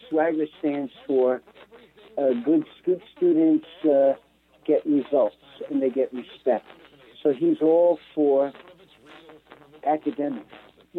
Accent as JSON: {"language": "English", "town": "Newark", "region": "New Jersey", "country": "United States", "tie": "born or raised there", "said": "I was born in Newark."}